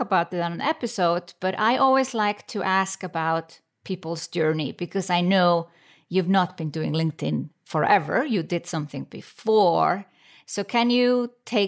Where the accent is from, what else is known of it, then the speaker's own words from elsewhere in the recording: Iceland; now in Switzerland; I come from Iceland